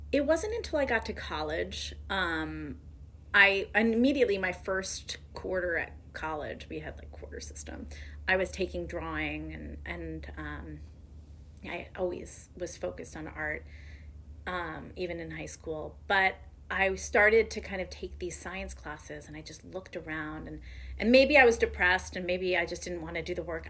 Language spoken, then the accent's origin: English; Orange, Connecticut, United States; also born or lived in New Haven, Connecticut; now in Brooklyn, United States; my dad and my entire like my paternal side of the family has been New Haven for generations, and I grew up in New Haven. I actually grew up in Orange